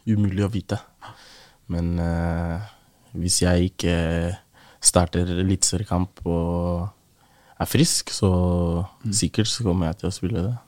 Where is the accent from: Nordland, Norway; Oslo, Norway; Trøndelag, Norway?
Oslo, Norway; å vokse opp i Groruddalen